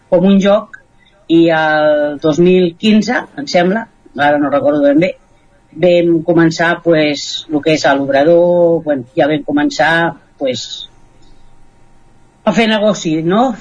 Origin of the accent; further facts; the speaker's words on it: Catalonia, Spain; nosaltres no som del Ripollès, som del Vallès Oriental i fa 25 anys que estem aquí